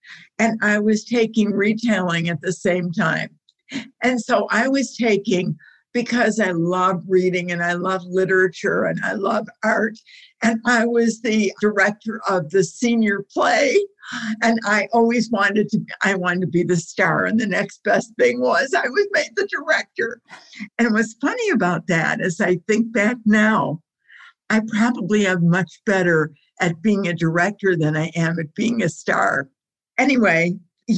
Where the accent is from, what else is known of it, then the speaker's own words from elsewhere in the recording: Detroit, Michigan, United States; I was born and raised here, and I'm still here